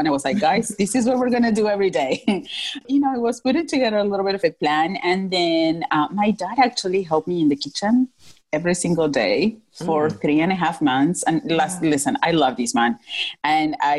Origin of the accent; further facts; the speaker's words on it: Northwest Argentina, Argentina; moved away as an adult; now in Philadelphia, United States; I'm from Northwest Argentina.